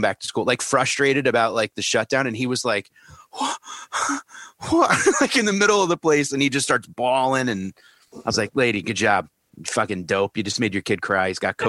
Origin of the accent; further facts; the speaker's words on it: Canada; I'm Canadian. I'm measuring in meters.